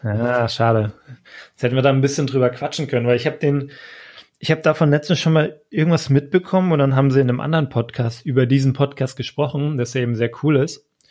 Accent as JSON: {"language": "German", "town": "Frankfurt", "region": "Hesse", "country": "Germany", "said": "Ich komme aus Frankfurt"}